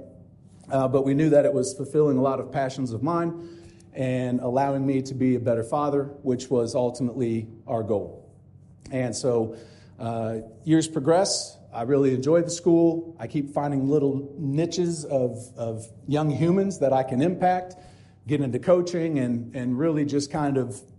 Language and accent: English; Bloomington, Indiana, United States; also born or lived in Ellettsville, Indiana; I'm an Ellettsville boy, born and raised in Bloomington, Indiana. Have been here all my life